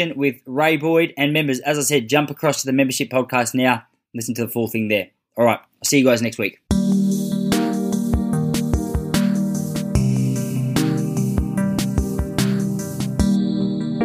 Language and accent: English; Western Australia, Australia; growing up in Western Australia